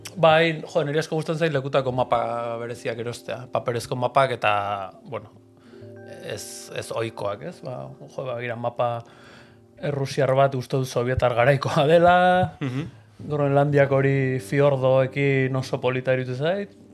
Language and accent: Basque; San Sebastián, Basque Country, Spain; Donostiarra naiz, donostian bizizan naiz beti